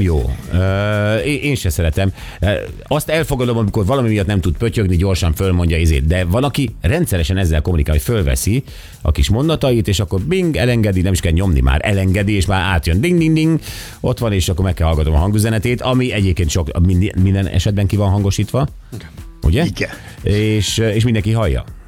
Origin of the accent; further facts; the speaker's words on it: Budapest, Hungary; én úgy nőttem fel, hogy Budapest tele volt hamutartóval